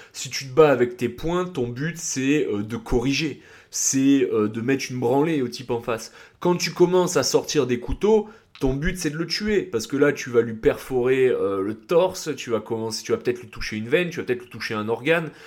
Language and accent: French; Nice, Provence-Alpes-Côte d'Azur, France; moved away as an adult; also born or lived in England / Var; now in Paris, France; j'ai grandi à Nice, ensuite je suis parti vivre 5 ans en Angleterre et ensuite je suis revenu à Nice